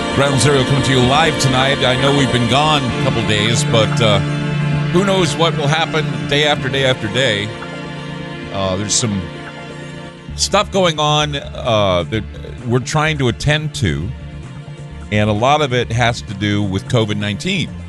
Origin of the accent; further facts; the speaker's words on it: Oregon, United States; my home state of Oregon